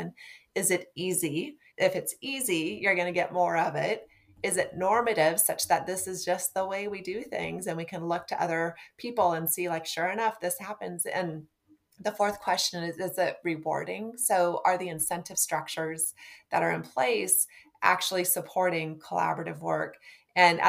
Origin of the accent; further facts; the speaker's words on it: Nebraska, United States; I'm from Nebraska